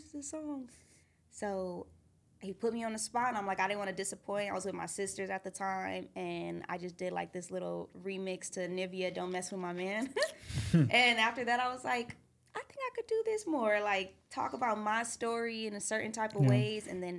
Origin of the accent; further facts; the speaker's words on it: Redondo Beach, California, United States; also born or lived in Duarte, California; I was born out there, and then when I was about like 5, I moved out here. And I grew up in this neighborhood, Redondo, where I stay now.